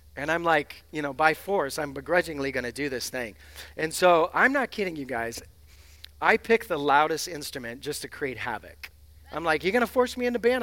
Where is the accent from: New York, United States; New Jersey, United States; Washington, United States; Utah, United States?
Washington, United States; Seattle; I'm from the West Coast. I'm from Seattle